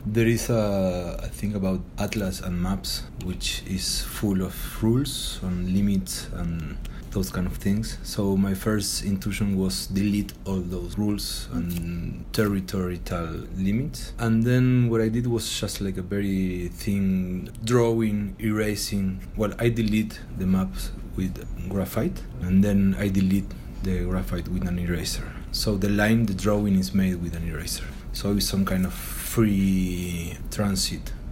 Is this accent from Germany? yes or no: no; Buenos Aires, Argentina; English is a second language; moved away as an adult; now in Mexico City, Mexico; I'm from Argentina, from Buenos Aires. I've been living in Mexico City the last 7 years